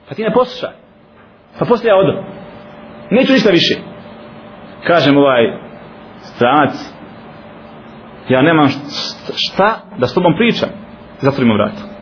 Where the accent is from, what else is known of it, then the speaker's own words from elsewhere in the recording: Bosnia & Herzegovina; kod nas u Bosni